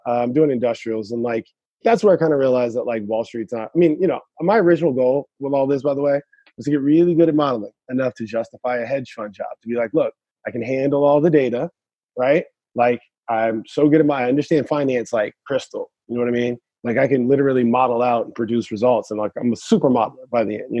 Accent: the Bay Area, California, United States; moved away; I'm from the Bay. So I grew up with a bunch of hackers too

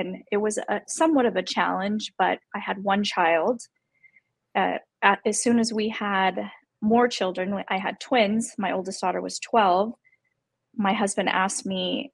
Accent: Las Vegas, Nevada, United States; I was born and raised in Las Vegas.

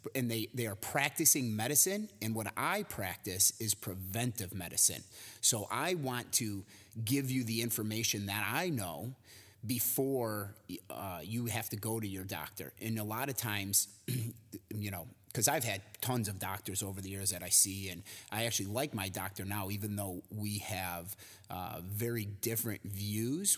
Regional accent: Cary, Illinois, United States; I was born uh, in a suburb right outside of Chicago called Cary, Illinois

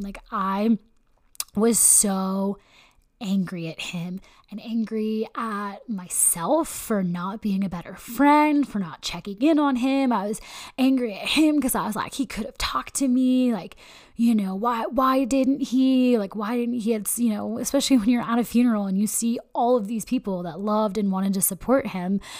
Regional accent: Elk Grove, California, United States; I grew up in Northern California, um, actually Elk Grove, California

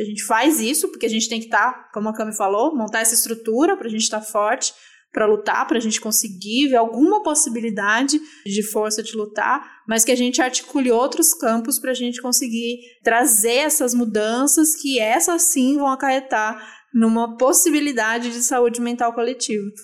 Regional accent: Brazil; sendo brasileiro em 2021?

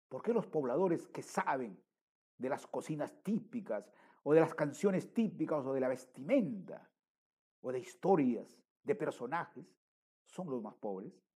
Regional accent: Peru

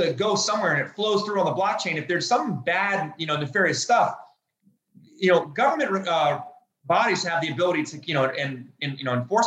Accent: United States; I'm an American

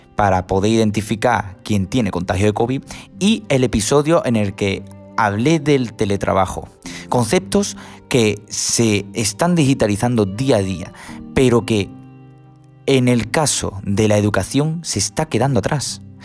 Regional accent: Huelva, Andalusia, Spain; yo soy de Huelva, la Universidad de Huelva

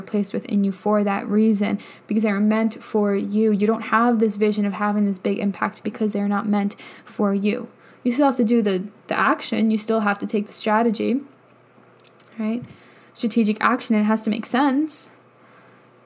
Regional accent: New York, United States; moved away as an adult; also born or lived in Colorado; I lived in New York my whole life

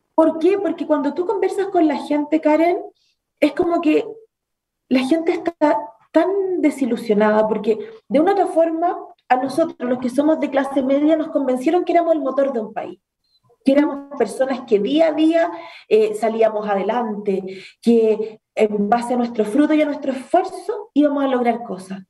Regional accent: Chile; como cualquier chileno traté de emprender

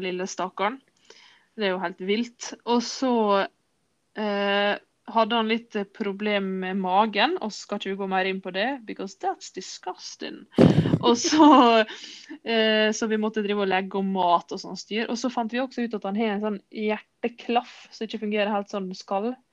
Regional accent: Sunnmøre, Møre og Romsdal, Norway; Vi kommer fra Sunnmøre

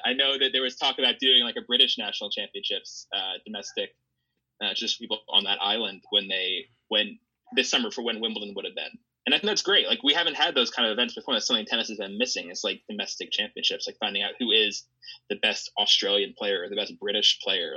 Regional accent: United States; as an American

